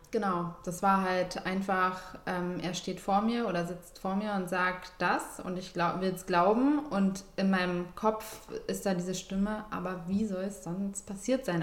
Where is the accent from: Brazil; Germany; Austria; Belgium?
Germany; Berlin; Ich komme eigentlich eher so aus dem Süden. Ja. Steglitz und so